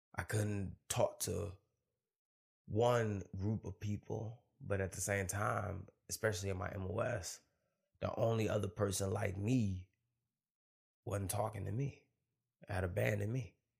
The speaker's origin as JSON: {"language": "English", "town": "Detroit", "region": "Michigan", "country": "United States", "tie": "born or raised there", "moved": "yes", "said": "I come from Detroit, Michigan. And Detroit's predominantly black. You know, I grew up in a black school."}